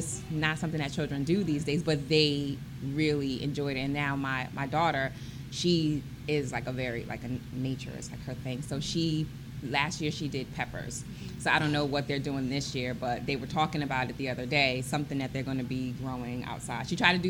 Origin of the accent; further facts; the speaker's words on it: New York, United States; now in Harford County, United States; I'm from New York, so we don't have farms where I live.